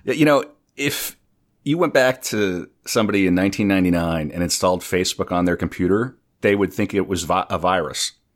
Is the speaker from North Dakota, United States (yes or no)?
yes; North Dakota, United States; now in New York City, United States; I'm originally from North Dakota. I live in New York City.